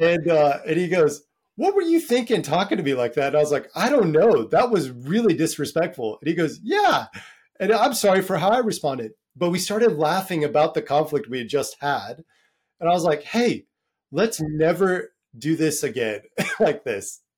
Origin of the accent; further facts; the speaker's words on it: United States; moved away as an adult; now in Dublin, Ireland; I'm American, maybe 'cause of my upbringing